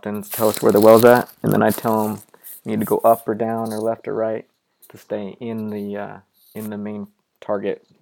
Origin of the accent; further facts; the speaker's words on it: Green River, Utah, United States; also born or lived in Bakersfield, California; now in Pittsburgh, United States; I grew up in Green River, Utah, which is a tiny, small town